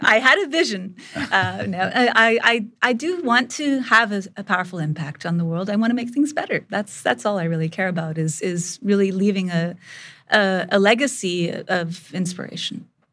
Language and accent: English; India; moved away; I grew up in India